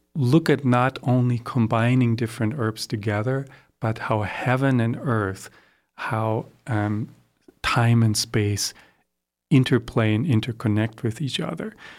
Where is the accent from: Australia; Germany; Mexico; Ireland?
Germany; also born or lived in Sandy River Gorge, Oregon, United States; now in Oregon, United States; I grew up in Germany